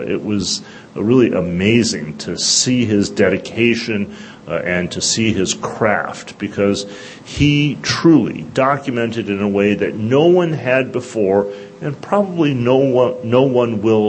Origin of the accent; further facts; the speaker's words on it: Detroit, Michigan, United States; because we're both from Detroit, the Motor City